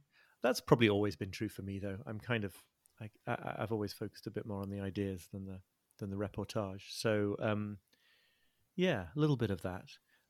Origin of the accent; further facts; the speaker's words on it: Liverpool, North West England, United Kingdom; I'm British. I'm 46 years old. I was born in Liverpool and grew up in the north of England, near where I'm living now.